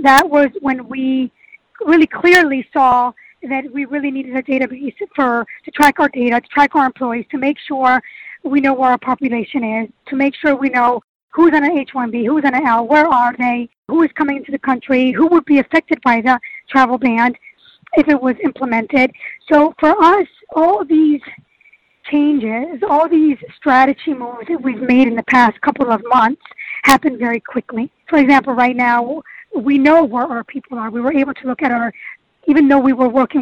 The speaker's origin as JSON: {"language": "English", "country": "Germany", "tie": "born or raised there", "moved": "as an adult", "lives_now": "New York, United States", "said": "I was raised in Germany. I was there for over 25 years"}